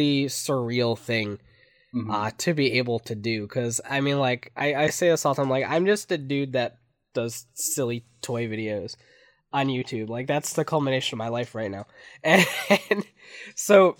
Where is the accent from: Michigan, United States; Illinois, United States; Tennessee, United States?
Michigan, United States; I'm from Michigan